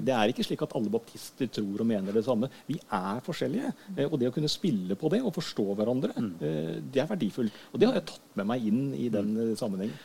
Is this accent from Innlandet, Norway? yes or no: no; Skien, Telemark, Norway; also born or lived in Hønefoss; oppvekst og sånt har jeg fra Skien. Ja. Det er der jeg har min oppvekstbakgrunn.